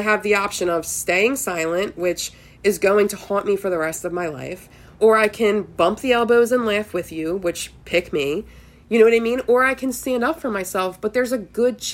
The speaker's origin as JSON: {"language": "English", "town": "Philadelphia", "region": "Pennsylvania", "country": "United States", "tie": "born or raised there", "said": "Growing up in Northeast Philly"}